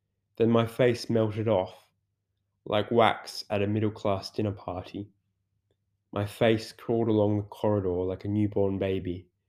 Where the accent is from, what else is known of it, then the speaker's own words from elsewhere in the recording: England, United Kingdom; As I'm English, I made the educated assumption I should take it with tea.